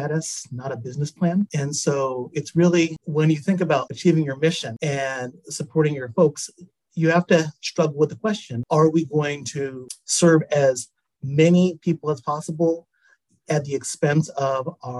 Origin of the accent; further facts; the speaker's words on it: Tacoma, Washington, United States; I was born in Tacoma, Washington. I'm a Washington native